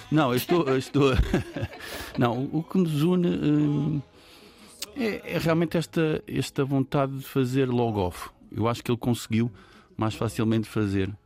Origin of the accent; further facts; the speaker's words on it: São Miguel, Azores, Portugal; quando cresci em São Miguel, que é uma ilha no contexto açoriano